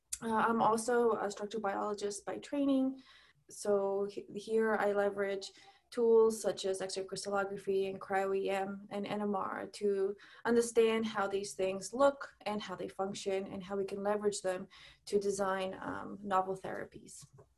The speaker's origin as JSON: {"language": "English", "country": "Ecuador", "tie": "born there", "also_born_or_lived": "Australia", "said": "So I was born in Ecuador. I've lived in Australia and several states."}